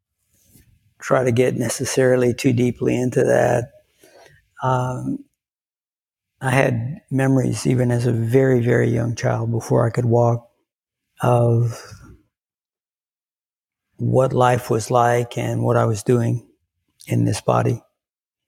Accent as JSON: {"language": "English", "town": "Lafayette", "region": "Louisiana", "country": "United States", "tie": "born or raised there", "said": "I grew up in South Louisiana"}